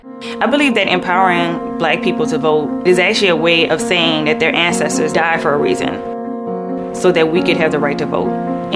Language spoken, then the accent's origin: English; the South, United States; I'm black, I'm from the South